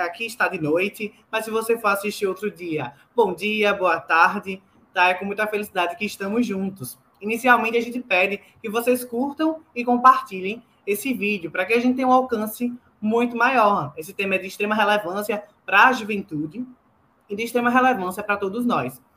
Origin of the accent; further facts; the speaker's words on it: Pernambuco, Brazil; sou daqui de Pernambuco